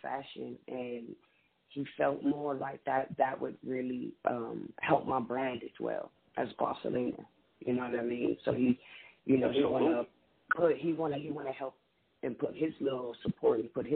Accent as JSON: {"language": "English", "town": "Compton", "region": "California", "country": "United States", "tie": "born or raised there", "moved": "as an adult", "lives_now": "Texas, United States", "said": "We actually grew up in Compton. I'm not from LA. I'm more from Compton"}